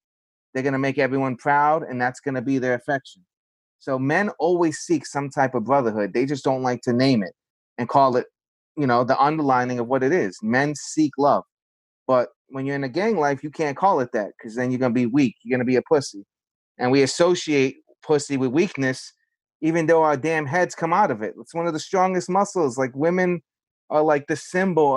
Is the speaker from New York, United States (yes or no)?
yes; New York City, New York, United States; growing up in the South Bronx